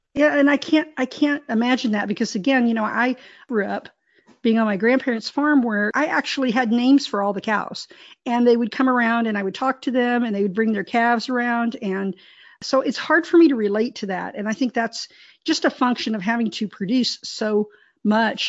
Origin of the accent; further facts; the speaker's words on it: Texas, United States; I was raised in Texas.